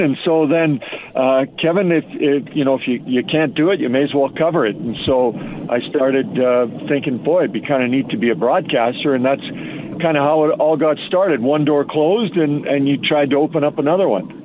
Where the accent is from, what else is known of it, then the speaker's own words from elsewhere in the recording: Edmonton, Alberta, Canada; I've been lucky enough to cover the NHL in my hometown